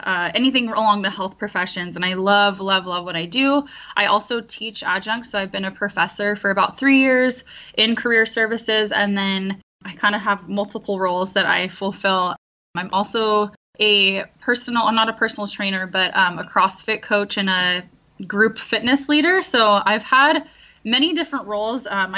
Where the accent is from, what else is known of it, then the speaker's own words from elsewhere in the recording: San Diego, California, United States; also born or lived in Midwest; now in Orange County, United States; I am from Southern California, San Diego